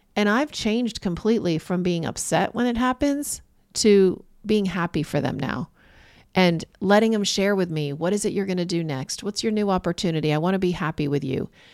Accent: Corning, New York, United States; moved away; I'm from Corning, New York

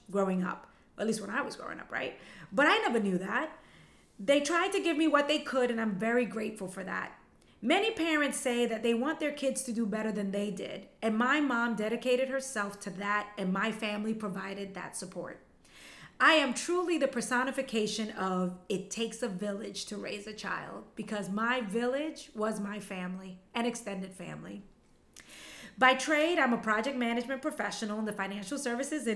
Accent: New York City, New York, United States; first language Spanish; English is a second language; also born or lived in Costa Rica; I was born in Costa Rica and emigrated to the U.S. when I was a little girl. I grew up in Bed-Stuy and Bushwick, Brooklyn

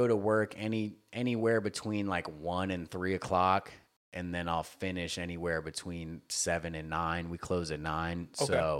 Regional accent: the South, United States; I mean, just growing up in the South, dude, it was …, …, …

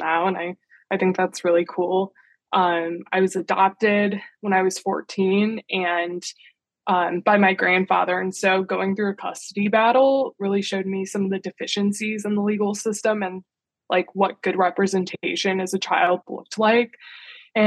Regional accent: Indiana, United States; moved away as an adult; now in Washington, D.C., United States; I grew up in Indiana.

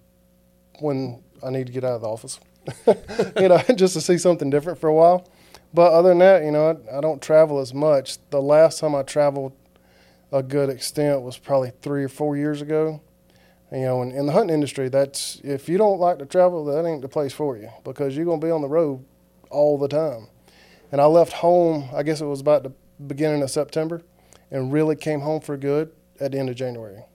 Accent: Greenville, South Carolina, United States; moved away as an adult; now in Georgia, United States; I grew up in Greenville, South Carolina, Mill Hill kid

